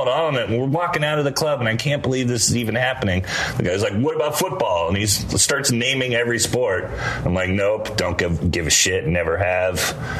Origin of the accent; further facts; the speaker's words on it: San Francisco, California, United States; I'm from San Francisco